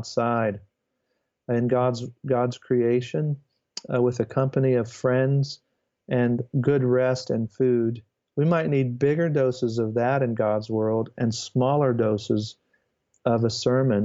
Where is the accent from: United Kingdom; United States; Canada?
United States; the way I am as an American